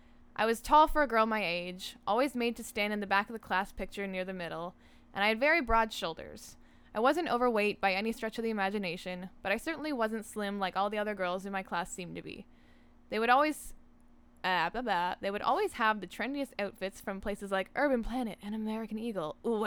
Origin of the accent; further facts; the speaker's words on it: Ontario, Canada; So, I grew up in Northern Ontario in a town populated predominantly by black flies and trees, but there were some people there too.